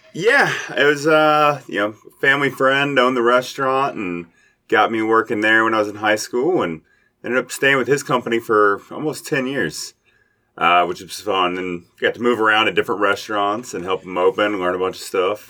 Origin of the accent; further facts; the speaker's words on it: Lexington, Kentucky, United States; moved away as an adult; also born or lived in Indianapolis / Louisville; now in Covington, United States; I'm from Lexington, Kentucky, so I went to uh, Dunbar, uh, right near Keeneland.